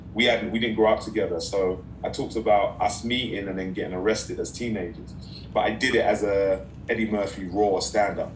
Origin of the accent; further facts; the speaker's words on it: London, United Kingdom; moved away as an adult; now in Los Angeles, United States; I'm from East London